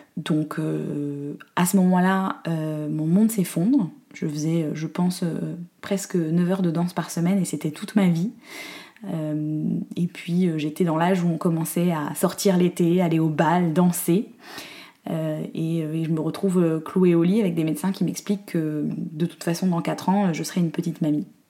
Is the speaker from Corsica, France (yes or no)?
yes; Corsica, France; je suis née et j'ai grandi en Corse